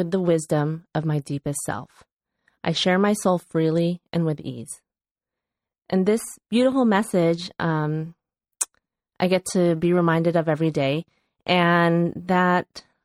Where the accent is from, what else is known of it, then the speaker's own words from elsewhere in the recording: Chicago, Illinois, United States; moved away; my hometown of Chicago